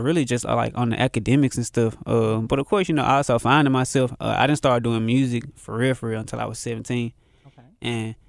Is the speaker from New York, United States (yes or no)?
no; Memphis, Tennessee, United States; So, you know, growing up in Memphis, it definitely kept me on my toes.